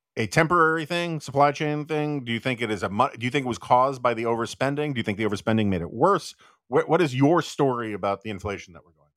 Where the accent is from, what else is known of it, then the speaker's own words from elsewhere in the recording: New York, United States; now in Washington, D.C., United States; I'm from New York